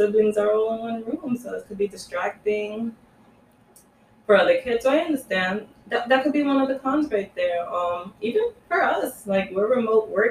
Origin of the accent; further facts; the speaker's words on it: New York, United States; we're from New York